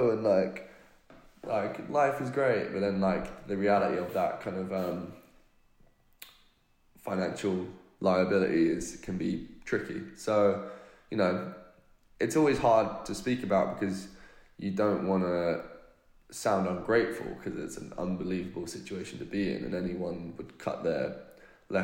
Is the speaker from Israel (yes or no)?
no; United Kingdom; accent: British; I'm British